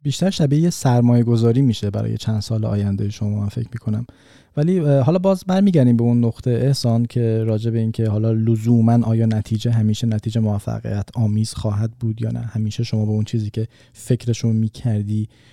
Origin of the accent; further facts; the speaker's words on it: Iran; moved away; ما ایرانی هستیم